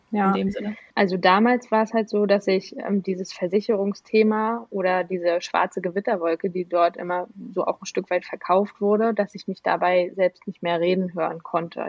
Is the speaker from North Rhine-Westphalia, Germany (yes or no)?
no; Rostock, Mecklenburg-Vorpommern, Germany; moved away as an adult; now in Berlin, Germany; von Rostock, wo ich geboren bin, dann nach Berlin in die, ins, ja, in die Großstadt gezogen.